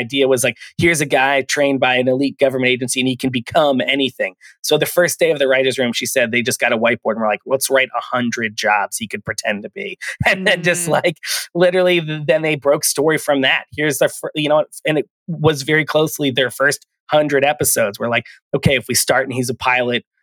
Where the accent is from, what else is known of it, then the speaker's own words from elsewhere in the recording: East Coast, United States; I'm from the East Coast